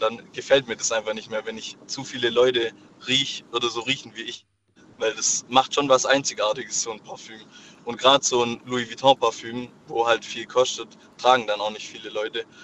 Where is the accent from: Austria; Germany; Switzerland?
Germany; Swabia; ich als Schwabe